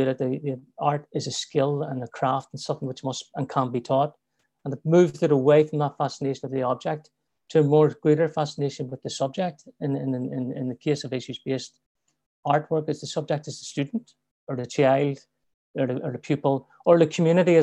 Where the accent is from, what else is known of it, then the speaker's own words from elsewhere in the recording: Belfast, Northern Ireland, United Kingdom; moved away as an adult; also born or lived in London; I grew up around in Belfast